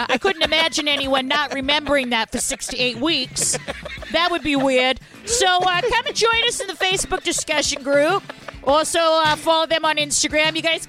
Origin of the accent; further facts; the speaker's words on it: Maine, United States; I'm from Pratt-Smith, Maine.